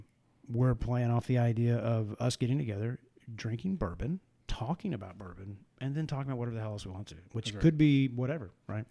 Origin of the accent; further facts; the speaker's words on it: Kentucky, United States; moved away as an adult; now in Nashville, United States; Derek and I and my wife all grew up together in a small town up in Kentucky. So Derek and I are Kentucky boys, born and bred.